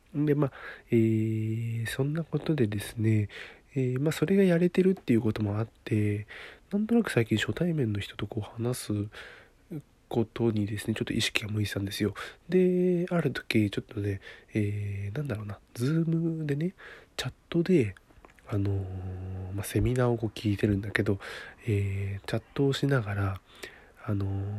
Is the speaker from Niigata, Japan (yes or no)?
yes; Niigata, Japan; 私、新潟のね、出身なんで、新潟の、あの、出身なんですよ